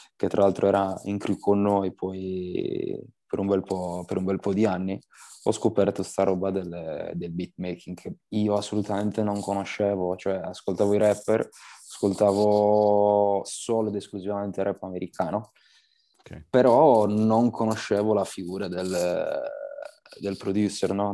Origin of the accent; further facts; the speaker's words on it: Sassari, Sardinia, Italy; moved away as an adult; now in Milan, Italy; Per quanto io comunque ami comunque Sassari, eh, la mia terra